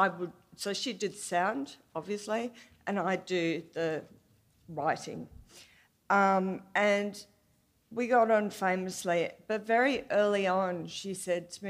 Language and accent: English; Australia; I'm from Australia, and I work at the ABC, which is our national public broadcaster